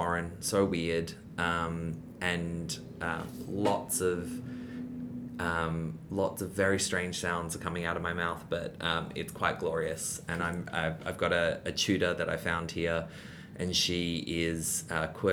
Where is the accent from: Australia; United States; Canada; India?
Australia; Perth, Western Australia; moved away as an adult; also born or lived in Taiwan / Beijing; I grew up in Perth.